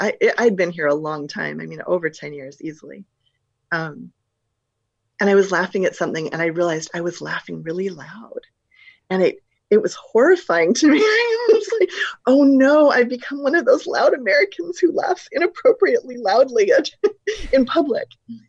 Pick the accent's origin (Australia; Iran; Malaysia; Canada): Malaysia; moved away; also born or lived in Singapore; When I grew up in Malaysia, you know, I'd lived in Singapore and Malaysia since I was two, but I was never going to be mistaken for a Malaysian.